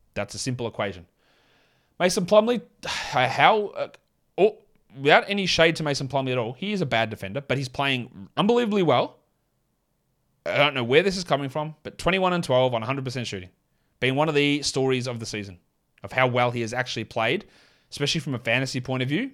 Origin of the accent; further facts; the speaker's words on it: Australia; accent: Australian; my Australian accent